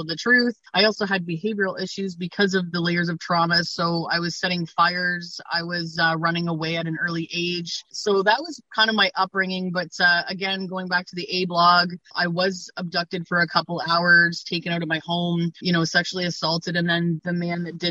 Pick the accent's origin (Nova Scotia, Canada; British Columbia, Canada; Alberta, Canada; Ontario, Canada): Ontario, Canada; North Bay; now in Hamilton, Canada; I'm originally from North Bay, Ontario, but I've been in Hamilton, Ontario, Canada, probably for about 23 years now